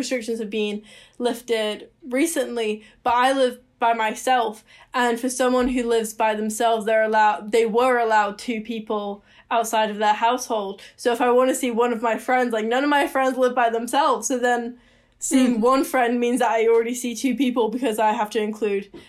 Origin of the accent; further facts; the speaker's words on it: Seattle, Washington, United States; moved away as an adult; now in Victoria, Canada; I moved home to Seattle because I'm not a Canadian citizen